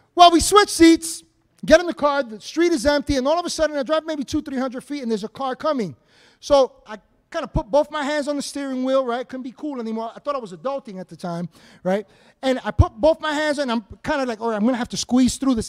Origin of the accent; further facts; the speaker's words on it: New York City, New York, United States; we grew up in Washington Heights in upper Manhattan